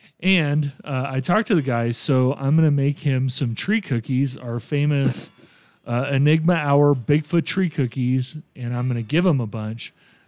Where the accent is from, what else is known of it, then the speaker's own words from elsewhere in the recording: San Vito dei Normanni, Apulia, Italy; moved away; So I am actually from a little town called San Vito that's outside of Ostuni, which is outside of Bari. So Bari was a big, kind of our big city, and it, you know, it's a beautiful medieval port. But yeah, I come from the Bari area.